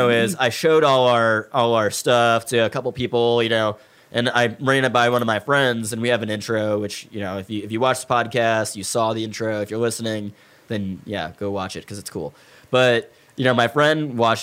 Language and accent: English; Chesterfield, Missouri, United States; we grew up about a block away from each other in Chesterfield, Missouri, in St. Louis